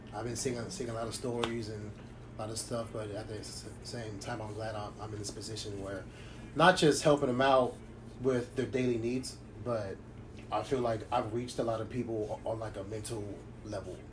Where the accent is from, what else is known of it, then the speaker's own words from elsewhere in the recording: Long Beach, California, United States; I was born and raised in Long Beach.